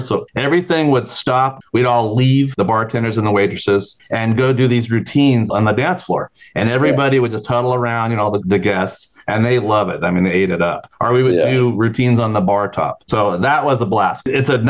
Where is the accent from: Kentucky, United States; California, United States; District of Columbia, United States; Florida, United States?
California, United States; Alameda; I grew up in the Bay Area in a small island town called Alameda